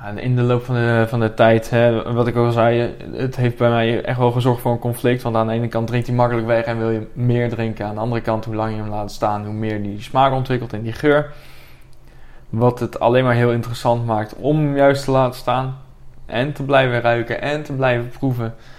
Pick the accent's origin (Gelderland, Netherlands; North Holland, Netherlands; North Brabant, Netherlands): Gelderland, Netherlands; Buren; ik kom dan uit Buren